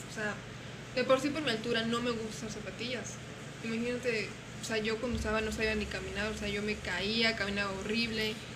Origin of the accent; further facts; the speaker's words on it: Guanajuato, Mexico; moved away; yo soy de Guanajuato